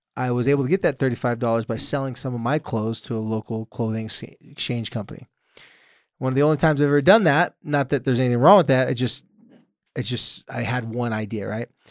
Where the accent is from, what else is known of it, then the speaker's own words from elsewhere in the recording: Carlsbad, California, United States; moved away; my hometown of Carlsbad